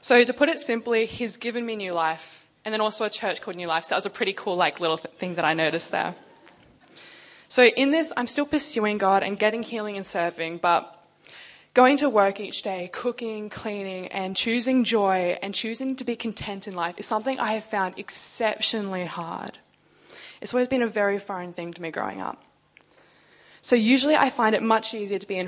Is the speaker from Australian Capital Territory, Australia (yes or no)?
yes; Canberra, Australian Capital Territory, Australia; moved away as an adult; also born or lived in Sydney; now in Perth, Australia; I'm actually from Canberra